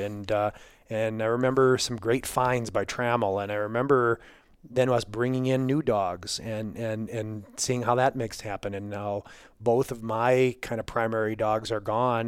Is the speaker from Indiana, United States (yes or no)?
no; Wisconsin, United States; I grew up in Wisconsin